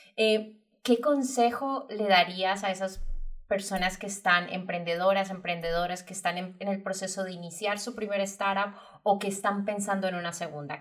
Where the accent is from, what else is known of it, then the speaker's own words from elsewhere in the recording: Medellín, Antioquia, Colombia; Medellín, mi ciudad natal